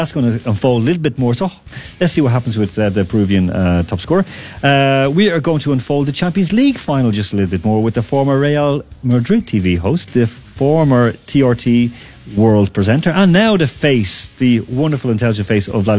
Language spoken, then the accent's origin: English; Ireland; now in Moscow, Russia; I'm Irish. I'm Irish.